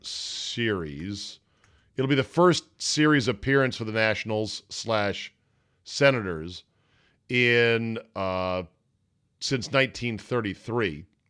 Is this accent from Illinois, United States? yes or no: no; Washington, District of Columbia, United States; Washington, D C, my hometown